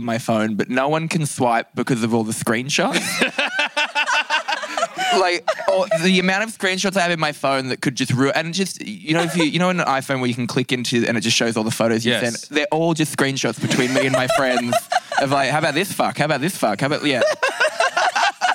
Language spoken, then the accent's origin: English; Newcastle, New South Wales, Australia; I grew up in a place called Newcastle in Australia.